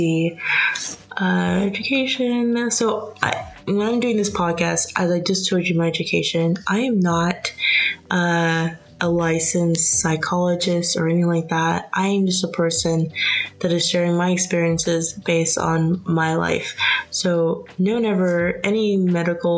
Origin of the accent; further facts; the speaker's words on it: United States; also born or lived in United Kingdom; I'm American